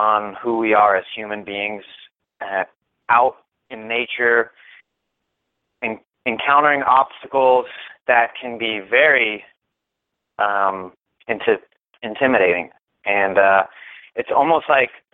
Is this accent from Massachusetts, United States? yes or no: no; Florida, United States; moved away as an adult; I was raised in Florida, and that's where I joined the Air Force